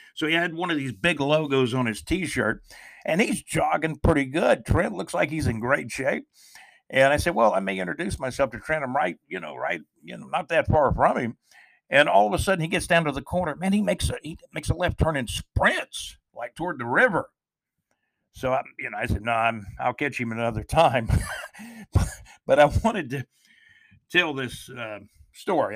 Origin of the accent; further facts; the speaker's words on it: Jacksonville, Florida, United States; moved away as an adult; also born or lived in Alabama-Georgia border; my hometown of Jacksonville, Florida